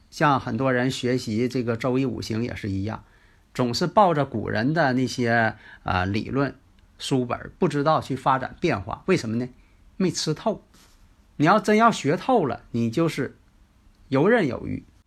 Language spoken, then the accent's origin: Chinese; Northeast China, China; accent: Northeastern (Dongbei); 其实呢，我这个东北口音呢，还真挺喜欢了